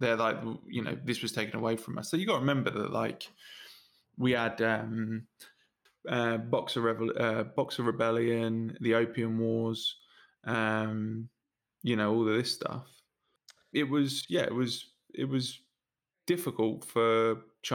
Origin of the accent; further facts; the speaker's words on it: England, United Kingdom; we're all English now because I was born here and everyone else was as well. But like, my grandmother and my grandfather on my mum's side are both Irish.